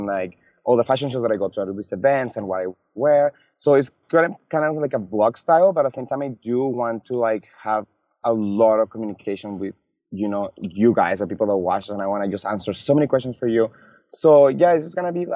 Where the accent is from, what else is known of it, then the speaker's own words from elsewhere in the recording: Calgary, Alberta, Canada; also born or lived in Mexico; I'm from Calgary.